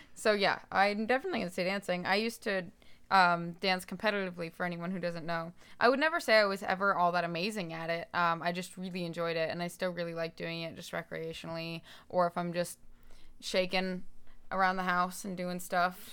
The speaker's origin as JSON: {"language": "English", "town": "Daytona Beach", "region": "Florida", "country": "United States", "tie": "born or raised there", "moved": "as an adult", "lives_now": "Nashville, United States", "said": "I moved here from Daytona Beach"}